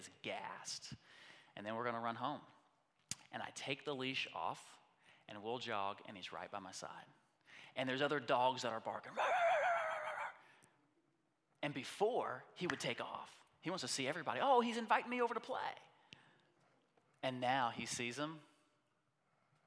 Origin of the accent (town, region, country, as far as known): United States